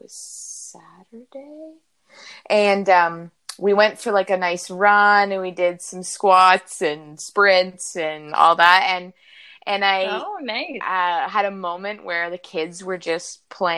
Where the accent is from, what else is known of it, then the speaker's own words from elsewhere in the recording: Niagara, Ontario, Canada; I grew up in Niagara